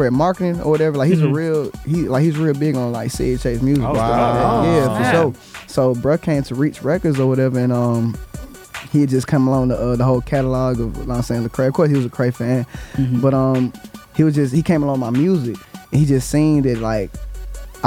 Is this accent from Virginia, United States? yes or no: no; Atlanta, Georgia, United States; I'm from Atlanta